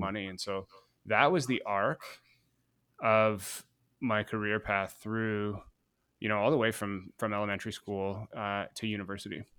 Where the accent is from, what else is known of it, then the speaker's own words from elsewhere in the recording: Guelph, Ontario, Canada; I grew up in Guelph, hundred thousand person city outside of Toronto in Canada